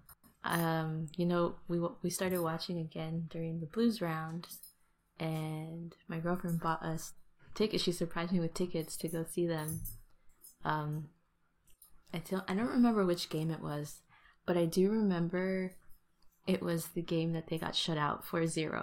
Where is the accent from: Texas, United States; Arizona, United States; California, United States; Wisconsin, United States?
California, United States; the Bay Area; where I grew up in the Bay